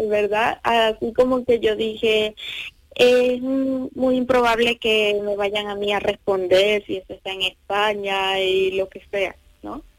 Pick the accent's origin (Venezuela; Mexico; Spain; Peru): Venezuela; moved away as an adult; somos de Venezuela, entonces estando allí